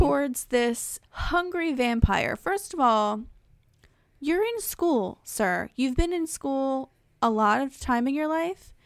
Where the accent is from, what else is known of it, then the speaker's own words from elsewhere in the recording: New Jersey, United States; I'm from New Jersey